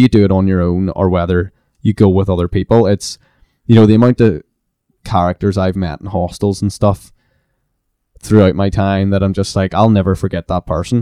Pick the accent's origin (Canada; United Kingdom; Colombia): United Kingdom; Belfast, Northern Ireland; I was from Belfast